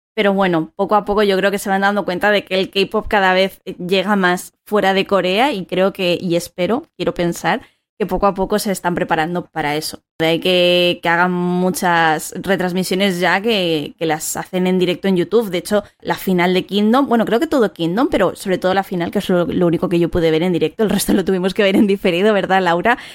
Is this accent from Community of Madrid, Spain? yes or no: yes; Madrid, Community of Madrid, Spain; soy de Madrid